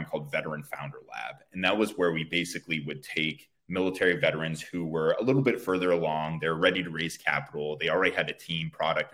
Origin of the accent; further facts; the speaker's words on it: Bay Area, California, United States; I was born and raised out here in the Bay Area.